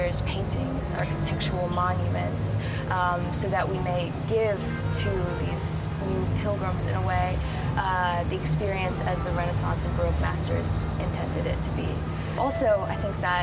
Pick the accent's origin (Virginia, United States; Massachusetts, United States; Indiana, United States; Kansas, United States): Indiana, United States; South Bend; moved away as an adult; now in Rome, Italy; being raised Catholic in South Bend, Indiana